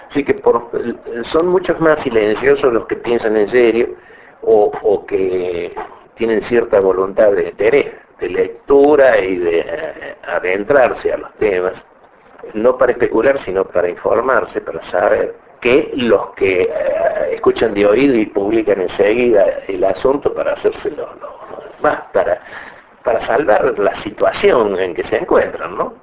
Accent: Córdoba, Argentina; como cordobés

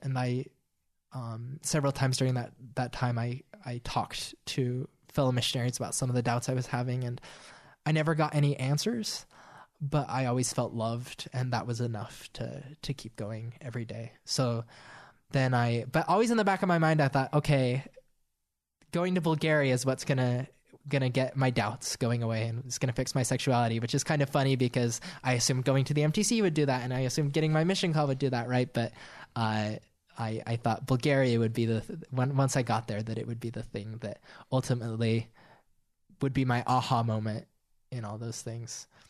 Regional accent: Monroe, Utah, United States; also born or lived in Richfield, Utah; I grew up in Richfield, Utah, and then we moved to Monroe

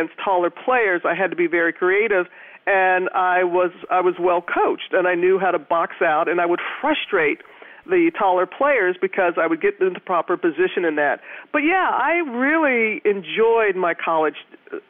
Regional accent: Mississippi, United States; also born or lived in Louisiana; when I was a youngster growing up in Mississippi

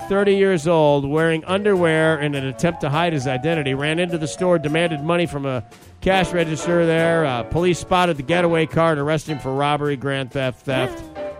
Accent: Midwest, United States; I'm from the Midwest.

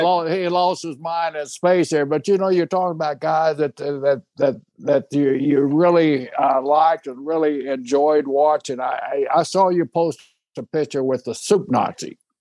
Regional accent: Seminole, Oklahoma, United States; I was born in Seminole, Oklahoma

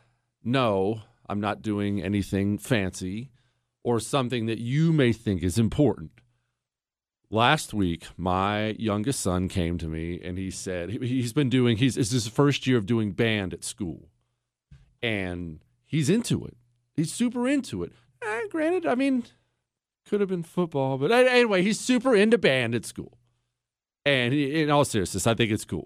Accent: Ohio, United States; moved away; also born or lived in Montana; I grew up in Ohio, Rust Belt, Ohio, and then Montana

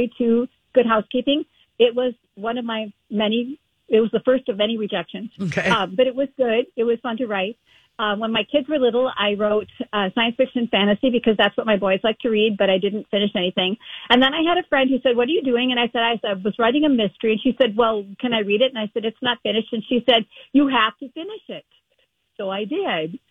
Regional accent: New Prague, Minnesota, United States; the New Prague Library tomorrow, which is my hometown library

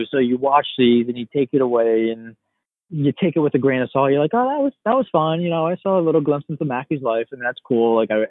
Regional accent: New York, United States; And oh wait, I'm from New York. I can go watch the US Open.

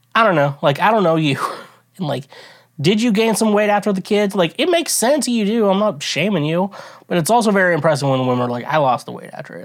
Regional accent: Kansas City, United States; I'm from the Kansas, like, I'm around, from around that area

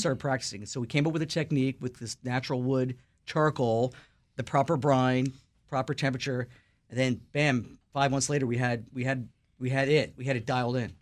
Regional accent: New York City, New York, United States; Lower East Side, East Village where I'm from

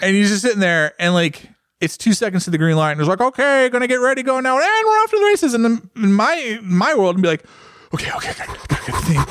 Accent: United States; I'm obviously American

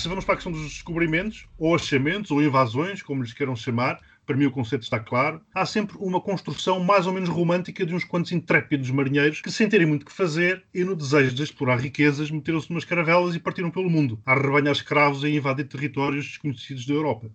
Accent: Maputo, Mozambique; now in Portugal; a cidade onde eu nasci, Lourenço Marques, passou a chamar-se Maputo

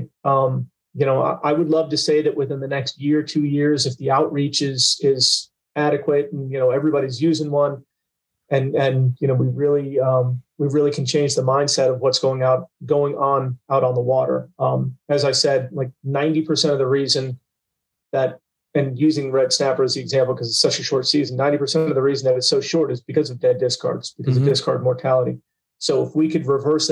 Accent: Port St. Lucie, Florida, United States; I was born in Port St. Lucie. I've been fishing there since, you know, really before I could walk.

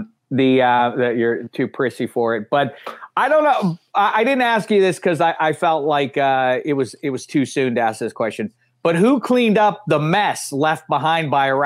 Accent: Pittsburgh, Pennsylvania, United States; also born or lived in Chicago / Bloomington, Indiana; now in Los Angeles, United States; I grew up in Pittsburgh

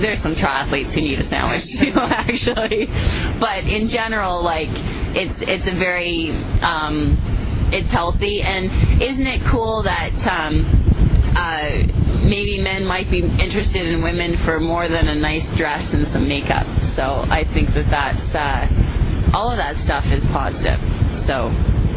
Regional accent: Canada; I'm Canadian

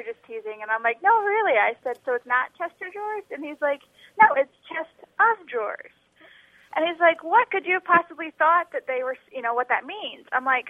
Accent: St. Louis, Missouri, United States; now in Wisconsin, United States; I am from the St. Louis, Missouri area.

